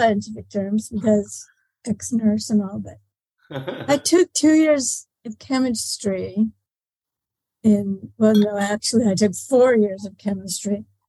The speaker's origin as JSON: {"language": "English", "country": "Canada", "tie": "born or raised there", "said": "I was born in Canada and we had a cabin with no electricity, outhouses, and a lot of those lanterns."}